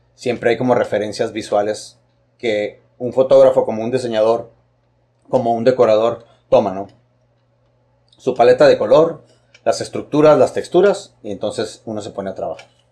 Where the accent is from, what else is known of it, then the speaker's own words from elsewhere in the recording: Tijuana, Baja California, Mexico; Yo soy orgullosamente baja californiano, soy orgullosamente tijuanense, orgullosamente fronterizo